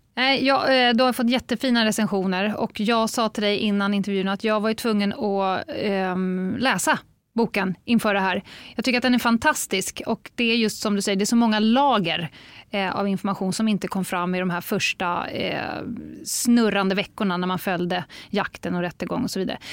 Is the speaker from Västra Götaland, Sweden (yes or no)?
yes; Gothenburg, Västra Götaland, Sweden; Jag är göteborgare